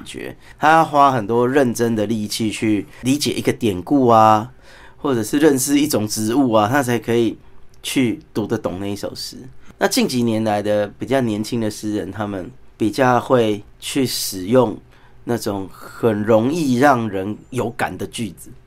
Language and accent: Chinese; Taipei, Taiwan; 我是台北人